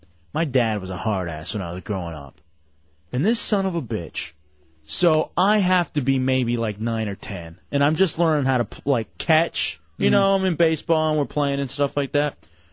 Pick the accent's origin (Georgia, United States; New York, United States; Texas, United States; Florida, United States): Texas, United States; moved away; I'm from Texas